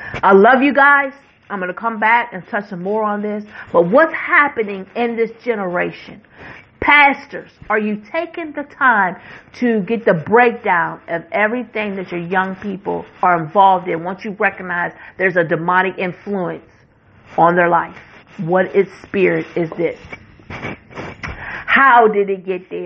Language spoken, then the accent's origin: English; West Virginia, United States; West Virginia. I'm going to say this is my home state.